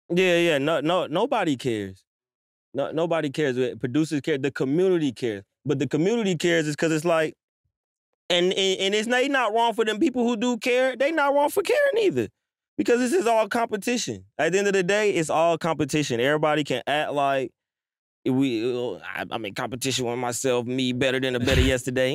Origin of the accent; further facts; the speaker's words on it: Atlanta, Georgia, United States; also born or lived in New York / Stone Mountain / Lithonia / Harlem; I was born in New York. I was raised in Atlanta, though. I'm still, like, Stone Mountain, Latonia